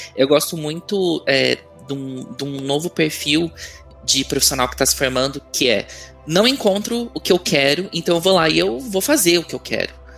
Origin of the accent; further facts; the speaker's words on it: São Paulo, Brazil; now in Belo Horizonte, Brazil; eu sou de São Paulo, mas agora moro em, moro em Belo Horizonte